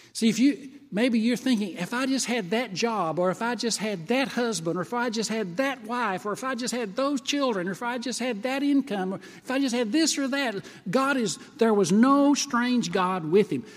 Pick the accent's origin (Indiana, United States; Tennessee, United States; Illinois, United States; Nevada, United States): Tennessee, United States; moved away as an adult; also born or lived in Kentucky; I was from Tennessee